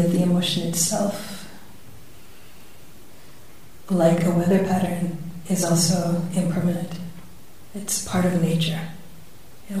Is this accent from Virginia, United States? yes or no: no; San Francisco, California, United States; my hometown at that very moment in San Francisco